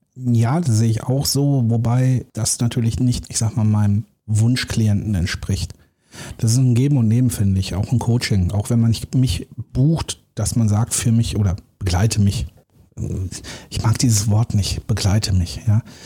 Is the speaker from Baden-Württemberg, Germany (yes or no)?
no; Dortmund, North Rhine-Westphalia, Germany; ich bin ja im Ruhrgebiet geboren, so Dortmunder Jung